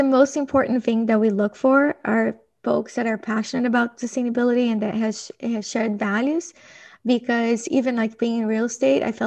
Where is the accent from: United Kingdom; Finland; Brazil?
Brazil; moved away; I grew up in Brazil, and I think that my early childhood influenced a lot of like who I am today